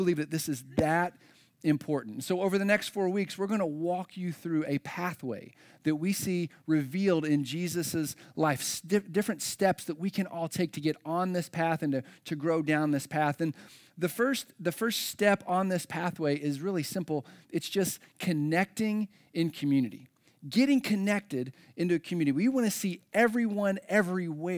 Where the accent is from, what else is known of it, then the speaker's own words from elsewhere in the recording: Floyds Knobs, Indiana, United States; now in Carmel, United States; my hometown, the metropolis of Floyd's Knobs, Indiana